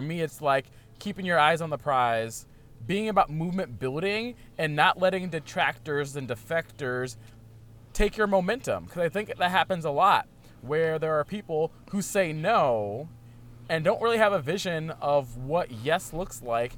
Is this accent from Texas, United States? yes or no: no; Virginia, United States; now in Portland, United States; I'm from Virginia